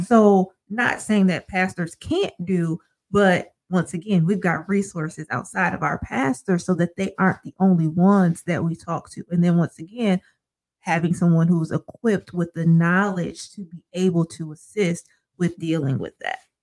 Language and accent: English; Sandusky, Ohio, United States; now in Toledo, United States; I grew up in Sandusky, went to the same church all my life